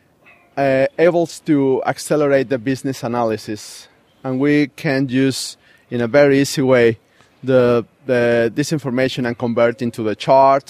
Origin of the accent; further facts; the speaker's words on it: Mexico City, Mexico; I'm from Mexico City.